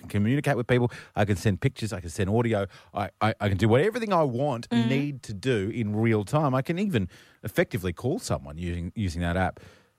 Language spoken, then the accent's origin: English; Brisbane, Queensland, Australia; I grew up in Brisbane